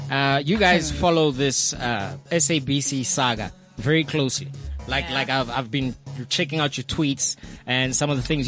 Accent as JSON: {"language": "English", "town": "Soweto", "region": "Gauteng", "country": "South Africa", "tie": "born or raised there", "said": "I grew up in Mirolens, right? Mirolens, Ndofaya, Soweto."}